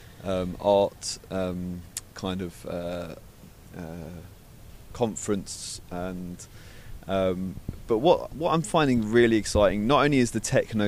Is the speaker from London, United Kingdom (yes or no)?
yes; London, United Kingdom; moved away as an adult; now in Brighton, United Kingdom; I grew up in London. I spent the first 20 years of my life in London